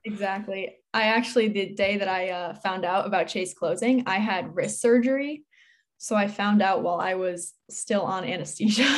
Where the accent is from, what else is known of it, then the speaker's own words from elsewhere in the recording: Newtown, Connecticut, United States; I'm from Newtown, Connecticut, and I'm eighteen